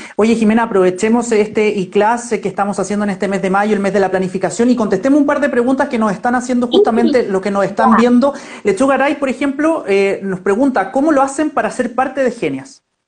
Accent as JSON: {"language": "Spanish", "town": "Viña del Mar", "region": "Valparaíso", "country": "Chile", "moved": "yes", "lives_now": "Santiago, Chile", "said": "yo también soy de Viña"}